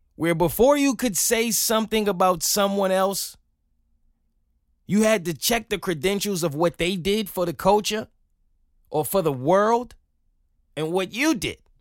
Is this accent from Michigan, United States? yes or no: no; New York, United States; as a New Yorker